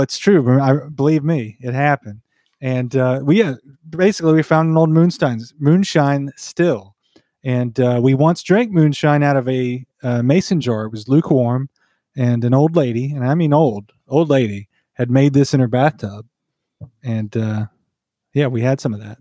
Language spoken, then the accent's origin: English; near Wilkesboro, North Carolina, United States; We grew up obviously near Wilkesboro, North Carolina, the moonshine capital of of history